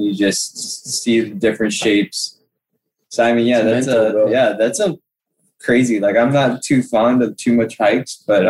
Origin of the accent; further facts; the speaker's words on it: Big Island, Hawaii, United States; also born or lived in Colorado / Nevada; like I'm not Hawaiian, like a different Filipino, Italian, born and raised here. But yeah, I'm a local boy to heart.